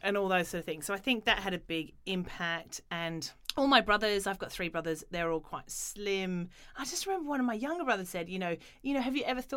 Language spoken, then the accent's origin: English; Australia; when I grew up in Australia